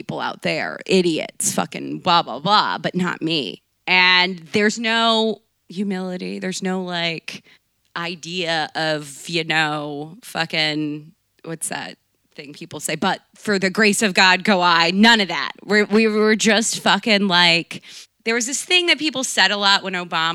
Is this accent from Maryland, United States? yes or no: yes; Baltimore, Maryland, United States; I grew up in Baltimore